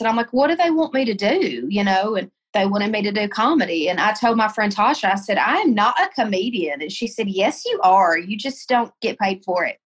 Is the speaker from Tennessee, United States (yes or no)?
yes; Tennessee, United States; moved away as an adult; also born or lived in Colorado; I moved home to Tennessee, moved in with my parents